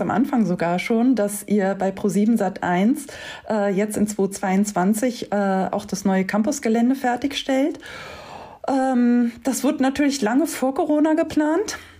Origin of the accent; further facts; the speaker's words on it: Wiesbaden, Hesse, Germany; Ich bin in Wiesbaden aufgewachsen mit dem Z D F auf der anderen Rheinseite.